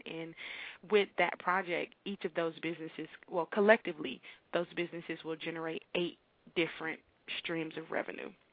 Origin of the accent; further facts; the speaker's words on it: Miami, Florida, United States; moved away as an adult; now in Tallahassee, United States; I grew up in Miami. I've been in Tallahassee since I moved here to attend college at Florida A&M University